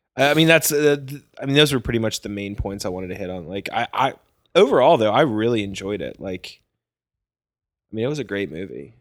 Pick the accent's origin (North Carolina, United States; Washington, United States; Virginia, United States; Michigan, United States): Virginia, United States; I'm from Virginia, like, I've seen mountains all the time